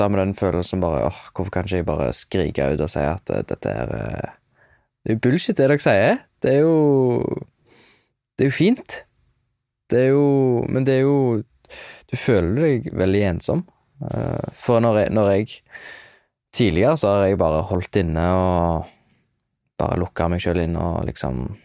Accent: Hjelmeland, Rogaland, Norway; Der jeg er ifra, det er en veldig sånn, liten plass, Hjelmeland. Og da var jeg, da, da var jeg en, en, del av en guttegjeng som var litt sånn

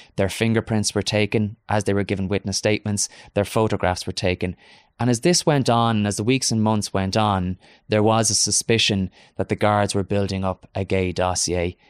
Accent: Galway, Connacht, Ireland; moved away as an adult; now in Dublin, Ireland; my hometown of Galway

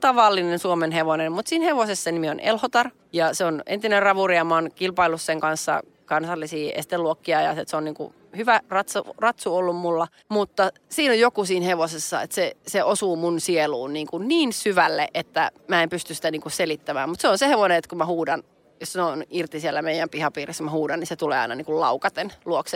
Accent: Nurmes, North Karelia, Finland; mä oon Nurmeksasta, me ollaan molemmat pikkukaup- naapuripitäjien tyttöjä

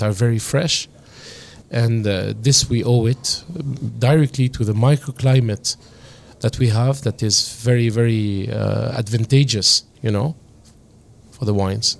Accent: Lebanon; accent: French-influenced; the influence of France in Lebanon is uh, absolutely real. Uh, you can hear that in my accent

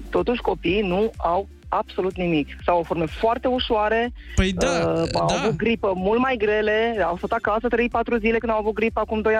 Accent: Brașov, Brașov County, Romania; Bună dimineața … sunt din Brașov.

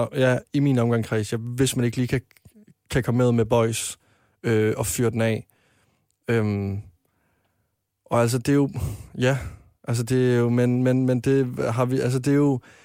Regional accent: Varde, Southern Denmark, Denmark; moved away as an adult; now in Copenhagen, Denmark; jeg var med i en drengegruppe hjemme i Varde

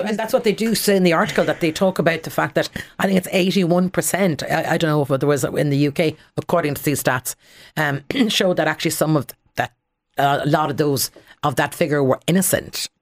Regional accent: Connemara Gaeltacht, Galway, Connacht, Ireland; I grew up in the Connemara Gaeltacht

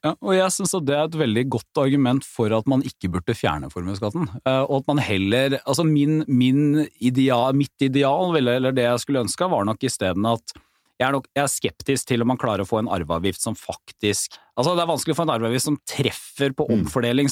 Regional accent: Porsgrunn, Telemark, Norway; hjemme i Porsgrunn, da, hvor Petter og jeg kommer fra

